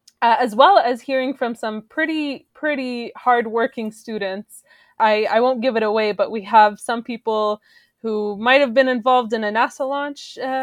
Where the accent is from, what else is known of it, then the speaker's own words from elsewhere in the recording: Saudi Arabia; also born or lived in Syria; Well, so I grew up in Saudi Arabia, but my family is originally Syrian. I spent almost a third of my life in Syria, though not continuously.